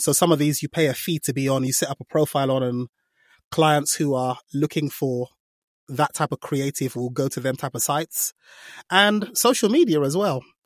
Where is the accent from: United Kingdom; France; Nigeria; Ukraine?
Nigeria; I'm Nigerian, so I can do African accents quite a lot